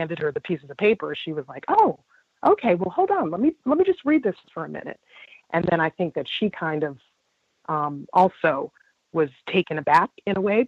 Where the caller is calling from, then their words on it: Virginia, United States; I'm a caller from Virginia.